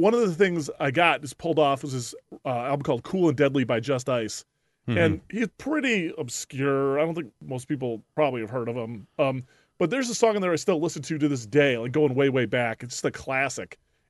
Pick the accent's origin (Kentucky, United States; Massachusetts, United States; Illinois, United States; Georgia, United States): Illinois, United States; so I grew up in the Chicago suburbs, and we went to this school field trip for like eighth grade senior day or whatever.